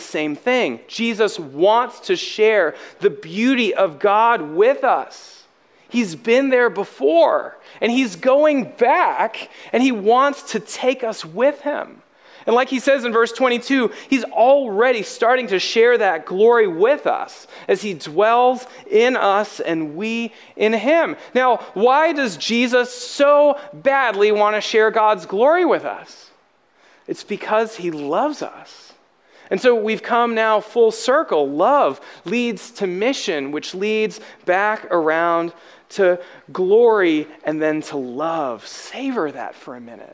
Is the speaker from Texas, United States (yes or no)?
no; Alabama, United States; I'm from Alabama.